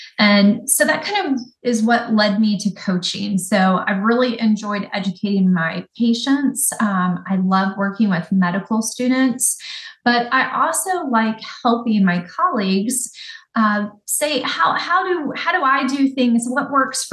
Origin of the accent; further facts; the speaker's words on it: Ocean Springs, Mississippi, United States; moved away as an adult; also born or lived in New Orleans, Louisiana / Fort Lauderdale, Florida; now in Pensacola, United States; I grew up on the Gulf Coast. So born in New Orleans, spent the later part of my childhood in Ocean Springs, Mississippi.